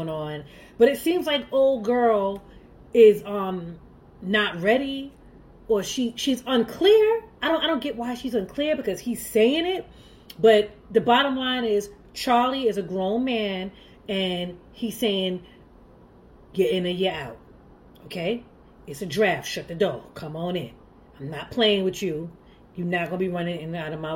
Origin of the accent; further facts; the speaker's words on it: Jamaica; I'm Jamaican